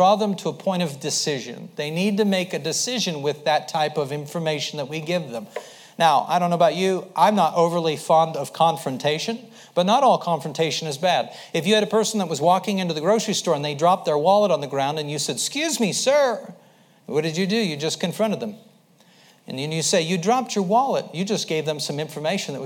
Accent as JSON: {"language": "English", "region": "Idaho", "country": "United States", "tie": "born or raised there", "said": "I grew up in Idaho. I'd been around a little bit, but for the most part, lived in Idaho"}